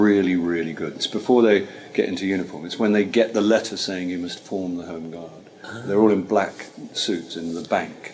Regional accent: Caterham, South East England, United Kingdom; I grew up in Caterham, which is near Croydon.

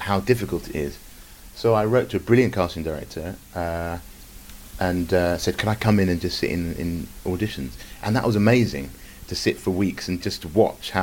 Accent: Stevenage, East of England, United Kingdom; moved away as an adult; also born or lived in London; I was brought up in Hertfordshire, in Stevenage.

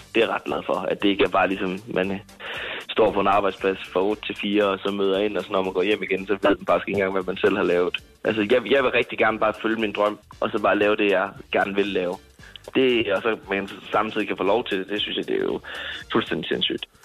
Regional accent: Jutland, Denmark; jeg er meget jyde

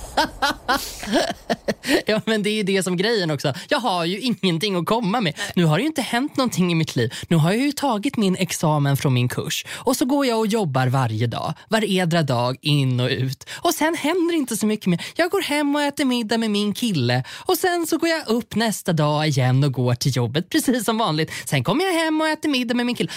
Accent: Sweden; now in Stockholm, Sweden; jag kommer från landet

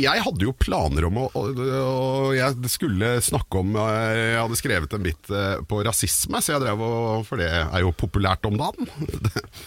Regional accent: Oslo, Norway; also born or lived in Caribbean; jeg vokste opp på Kjelsås

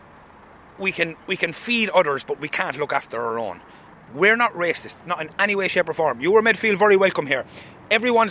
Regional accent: Roscrea, Munster, Ireland; I'm from Roscrea.

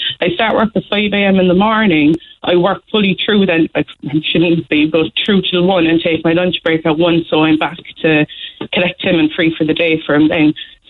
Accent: Ireland; But I feel like I'm Irish. I'm working all my life.

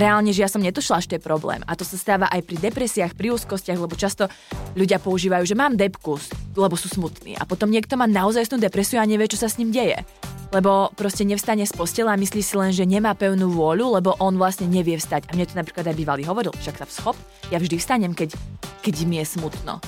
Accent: Martin, Žilina Region, Slovakia; also born or lived in southern Slovakia; No, ja som vyrastala v Martine, mm-hmm. až kým som akože rodinu máme na juhu Slovenska, ale my sme sa potom presťahovali do Martina, v, keď som šla na základku, takže tam som vyrastala.

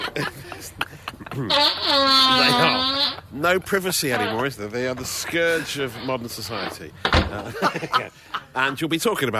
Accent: Redditch, West Midlands, United Kingdom; Listen, look, I'm from Redditch in Worcestershire, but I don't sound like it.

